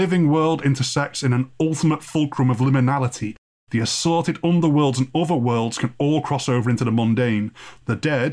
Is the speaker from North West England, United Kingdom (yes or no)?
yes; North West England, United Kingdom; being both a Brit wedged between Ireland, Wales and Scotland